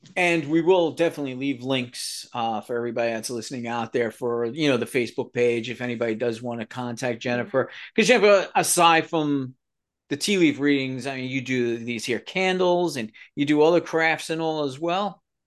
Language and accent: English; New York City, New York, United States; also born or lived in Southern Pennsylvania; now in Pennsylvania, United States; I'm from the New York area, Bronx, New York, the real Bronx, real pizza